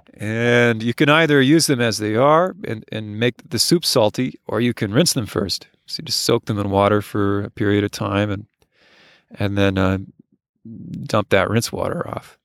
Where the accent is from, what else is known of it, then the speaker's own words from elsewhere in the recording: United States; As an American